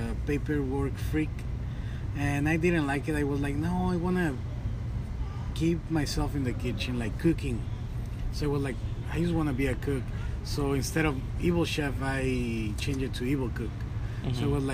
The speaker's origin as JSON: {"language": "English", "town": "Long Beach", "region": "California", "country": "United States", "tie": "born or raised there", "also_born_or_lived": "Querétaro, Mexico", "lives_now": "Los Angeles, United States", "said": "I'm from Mexico. I'm from Querétaro. And I came here to the States in 2000, and I grew up here in Long Beach."}